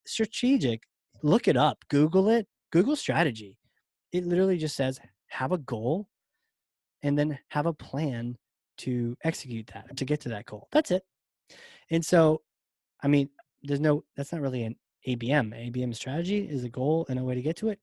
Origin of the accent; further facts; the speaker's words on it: Virginia, United States; accent: Southern; I'm from Virginia